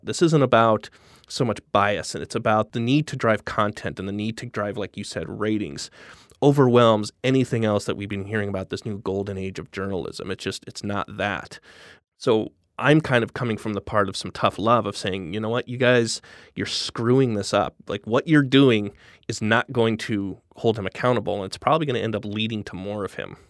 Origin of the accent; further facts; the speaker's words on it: Denver, Colorado, United States; moved away as an adult; also born or lived in Los Angeles / Williamsburg, Brooklyn; now in New York, United States; I'm from Midwest originally. I'm from Denver, and I basically spent every day from the time I was fifteen years old on trying to get out of it